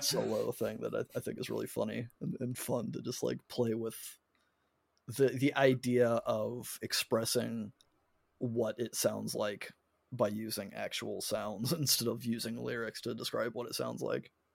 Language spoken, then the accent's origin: English; United States; me being an American